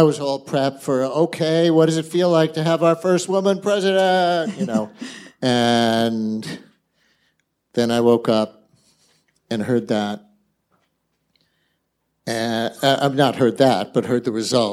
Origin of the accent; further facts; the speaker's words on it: New York City, New York, United States; also born or lived in Bronx; I started life in the Bronx. My first Yankee games were in the Bronx, but I really grew up in Queens